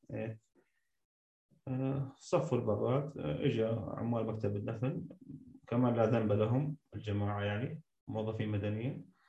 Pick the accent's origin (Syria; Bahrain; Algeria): Syria; moved away; also born or lived in Damascus; انا كمواطن سوري